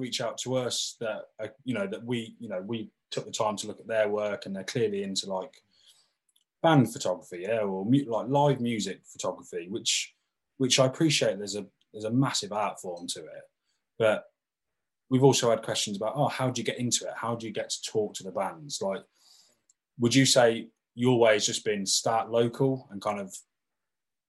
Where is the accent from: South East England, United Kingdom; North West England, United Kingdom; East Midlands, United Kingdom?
East Midlands, United Kingdom; Northampton; we're all from Northampton here